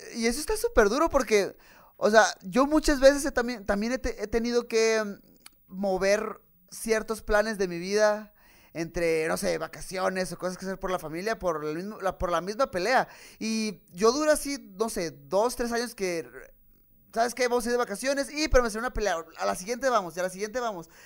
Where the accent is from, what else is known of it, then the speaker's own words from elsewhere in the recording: Tijuana, Baja California, Mexico; yo soy de Tijuana, soy de frontera